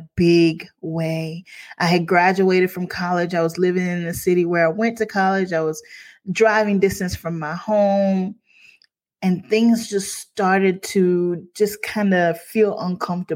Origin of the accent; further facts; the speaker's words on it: Crockettville, South Carolina, United States; I'm from Crockettville, South Carolina.